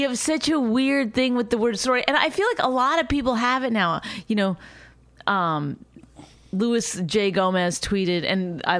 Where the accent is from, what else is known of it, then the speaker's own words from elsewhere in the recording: Canada; I mean, I am Canadian, so we learned that word before